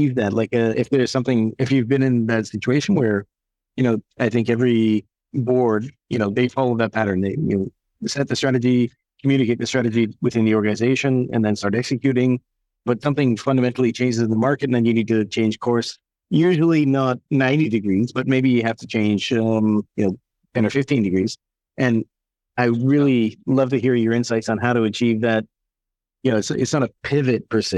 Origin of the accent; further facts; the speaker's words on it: Canada; now in Belgium; I'm originally from Canada